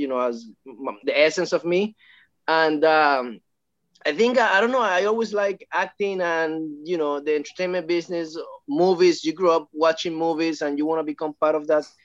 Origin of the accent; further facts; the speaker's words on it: Puerto Rico; now in Los Angeles, United States; I'm from Puerto Rico, from a small town.